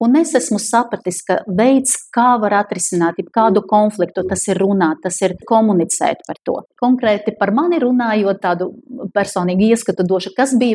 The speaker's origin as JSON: {"language": "Latvian", "country": "Ukraine", "also_born_or_lived": "Belarus", "said": "Un es esmu vispār ukrainis, bet piedzimis Baltkrievijā 65. gadā."}